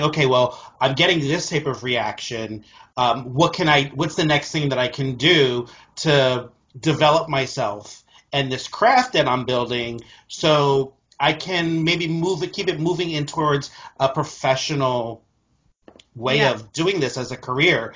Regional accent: New Jersey, United States; I grew up in New Jersey

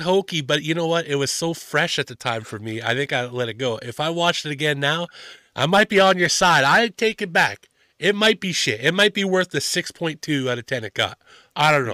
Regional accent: Canada; I'm from Canada

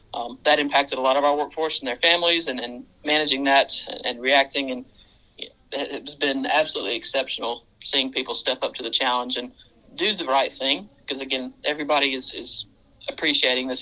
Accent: Mississippi, United States; now in Central Queensland, Australia; I'm uh, originally from Mississippi

